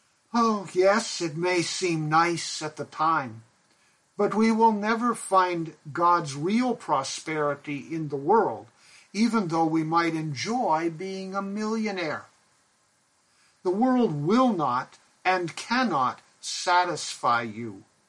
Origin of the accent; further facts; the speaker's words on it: Pakistan; now in United States; When my brother and I were growing up in Pakistan, we had two sheep. We lived on the mission compound, where there was a cow, a flock of geese, chickens, and our two sheep.